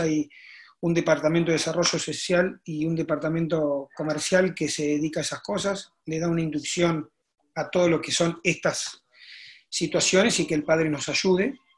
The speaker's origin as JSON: {"language": "Spanish", "area": "a town near Arequito, Rosario area", "region": "Santa Fe", "country": "Argentina", "tie": "born or raised there", "said": "me fui a jugar a, a la Liga del, del Campo, como le llaman, que es mi pueblo. No jugué en mi pueblo, jugué en un pueblo cerca que es Arequito"}